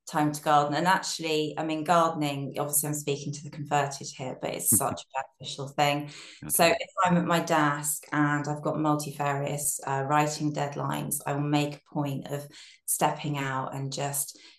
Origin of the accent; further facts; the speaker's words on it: Brighton, South East England, United Kingdom; moved away; I'm from Brighton originally